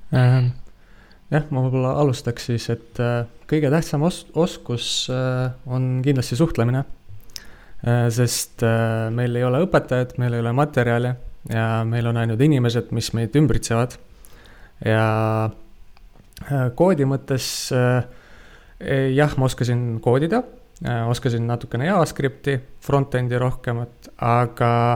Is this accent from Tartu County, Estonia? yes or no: yes; Tartu, Tartu County, Estonia; ma olen ise Tartust